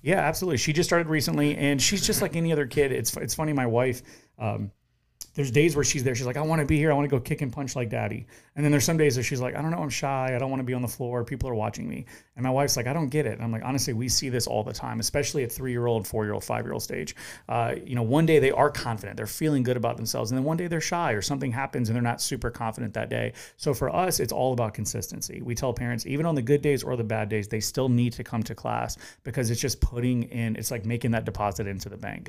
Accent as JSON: {"language": "English", "town": "Orangeburg", "region": "South Carolina", "country": "United States", "tie": "born or raised there", "lives_now": "Charleston, United States", "said": "I grew up in Orangeburg, South Carolina."}